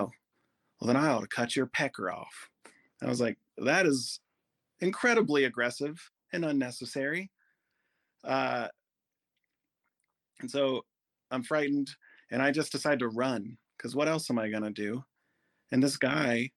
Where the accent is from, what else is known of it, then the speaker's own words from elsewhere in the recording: Goshen, Ohio, United States; I grew up in Goshen, Ohio